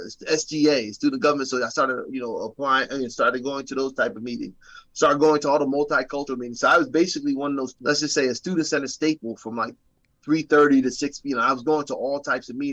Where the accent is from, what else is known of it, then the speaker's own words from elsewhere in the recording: New York City, New York, United States; moved away; also born or lived in New Jersey / Philadelphia area; we grew up in the Bronx.